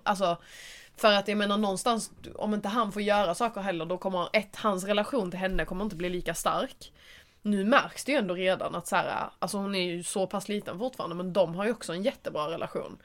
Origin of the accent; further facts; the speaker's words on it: Skåne, Sweden; moved away; hälsa på min familj. Och bara vara hemma i Skåne